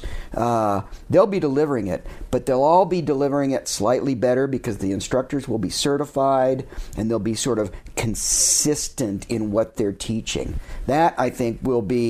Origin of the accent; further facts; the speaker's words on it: Oklahoma, United States; moved away; also born or lived in Wyoming; I grew up in Oklahoma and found a way to learn to climb even there and made my way to Wyoming